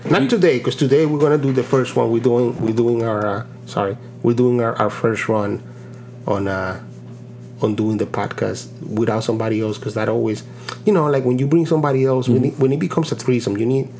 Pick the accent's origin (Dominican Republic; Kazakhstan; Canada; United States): Dominican Republic; Santo Domingo, Distrito Nacional; I'm from Santo Domingo